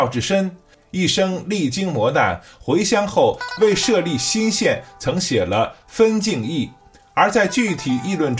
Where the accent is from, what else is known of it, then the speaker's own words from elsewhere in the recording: Zibo, Shandong, China; moved away as an adult; also born or lived in Beijing; 从小是生活在博山的那么多年，二十年吧，